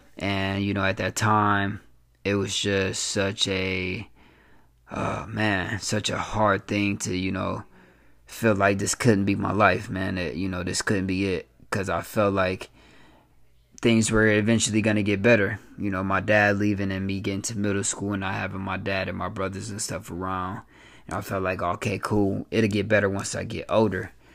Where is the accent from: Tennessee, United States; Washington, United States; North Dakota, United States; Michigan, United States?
Michigan, United States; Flint; born and raised in Flint, Michigan